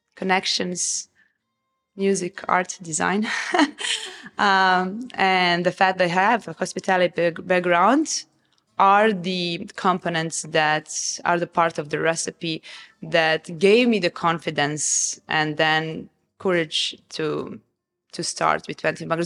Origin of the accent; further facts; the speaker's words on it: Novi Sad, Vojvodina, Serbia; moved away as an adult; now in Dubai, United Arab Emirates; I come from Serbia. I grew up in Serbia